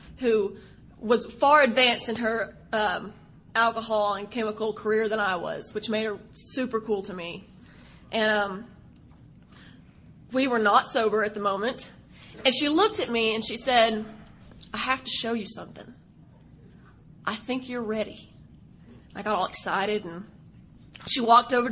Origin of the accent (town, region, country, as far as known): Texas, United States; accent: Southern